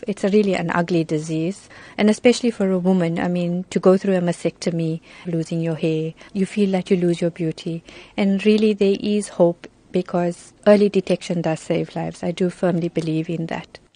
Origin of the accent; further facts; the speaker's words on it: Johannesburg, Gauteng, South Africa; also born or lived in Chatsworth, Durban, South Africa; I was relocated when I was about two. I went to Johannesburg.